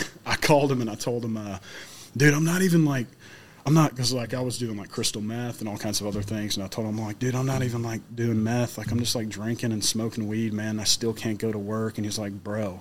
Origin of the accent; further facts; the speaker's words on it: Middle Tennessee, United States; I'm from Middle Tennessee. You know, I'm not from Florida